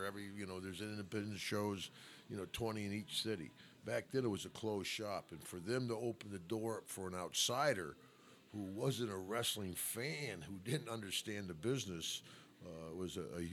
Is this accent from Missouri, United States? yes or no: no; Glens Falls, New York, United States; I grew up upstate New York, close to the Vermont border. My dad was chief of police in my town.